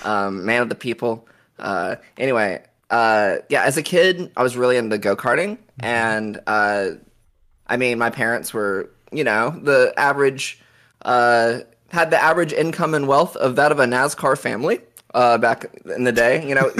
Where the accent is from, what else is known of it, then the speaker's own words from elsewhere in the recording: Oklahoma, United States; It was, yeah, because I grew up in Oklahoma.